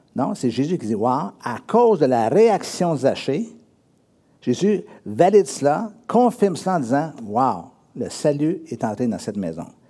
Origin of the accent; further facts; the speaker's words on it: Drummondville, Quebec, Canada; moved away; also born or lived in Sherbrooke; je suis né à Drummondville, et un jour, je suis déménagé à Sherbrooke, j'étais huit ans à Sherbrooke